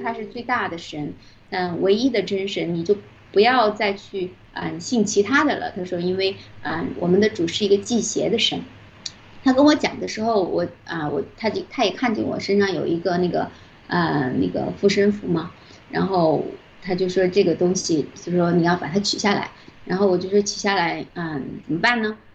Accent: southern China, China; moved away as an adult; also born or lived in Vancouver, Canada; now in Canada; 我是南方人

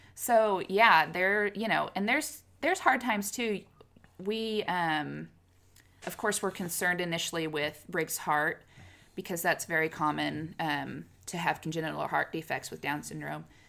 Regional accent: Kansas, United States; moved away as an adult; now in Oklahoma, United States; born and raised in Kansas, and then moved to Oklahoma for job

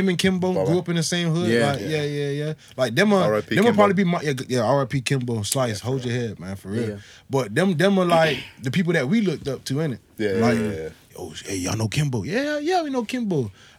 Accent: Miami, Florida, United States; moved away as an adult; also born or lived in West Bromwich, England; now in Wolverhampton, United Kingdom; I was born in West Bromwich, taken from West Bromwich to Miami when I was 1 year old, and I came back here 6 years ago, but I don't know this place.

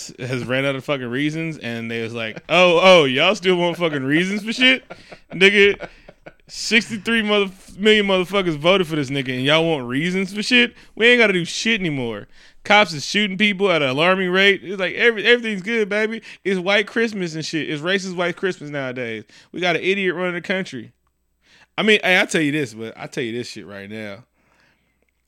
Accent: Oakland, California, United States; also born or lived in 925 area (East Bay), California; when I was in Oakland

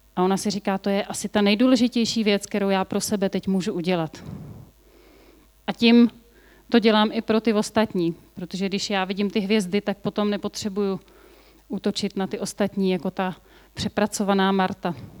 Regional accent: Bohemia, Czechia; A u nás v Čechách

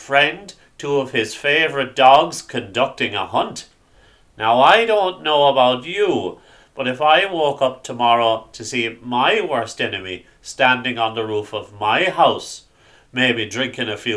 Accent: Ireland; Growing up in Ireland in the 90s, you often studied the stories of na Fine in school

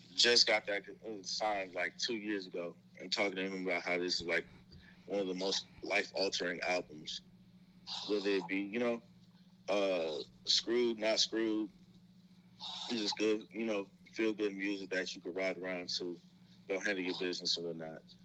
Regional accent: Houston, Texas, United States; also born or lived in Tennessee; I was born in Tennessee, but I was raised in Houston

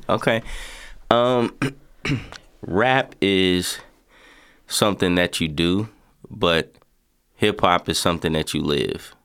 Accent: Lexington, Kentucky, United States; born or raised there

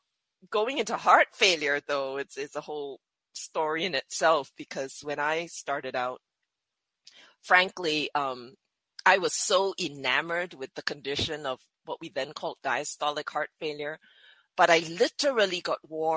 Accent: Singapore; I was born and bred in Singapore

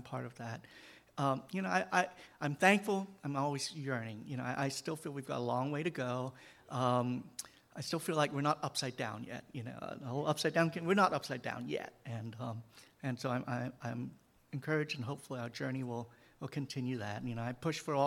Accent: Hong Kong; moved away as an adult; now in United States; I grew up and spent all my youth, and until I was 18, and in Hong Kong

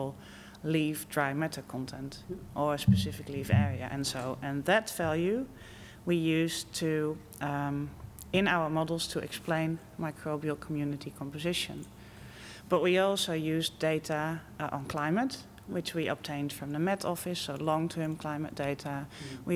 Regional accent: Netherlands; moved away as an adult; also born or lived in Wageningen, Netherlands; now in United Kingdom; I'm from the Netherlands.

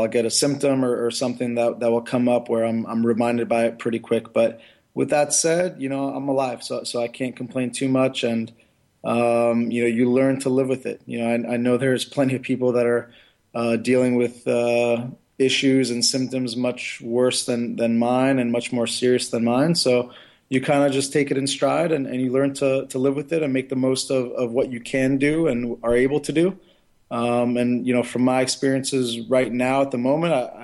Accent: United States; I was born in the United States and brought up in this country

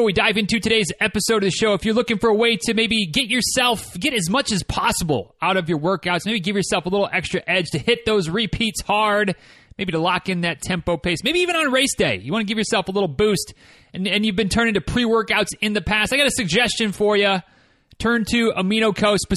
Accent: Midwest, United States; I'm from the Midwest, so it's pop, not soda

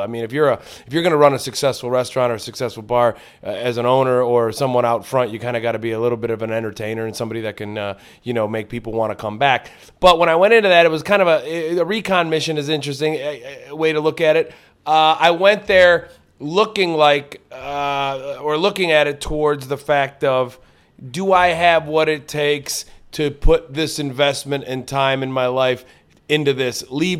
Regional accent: Lorain, Ohio, United States; born or raised there; moved away as an adult; now in Los Angeles, United States

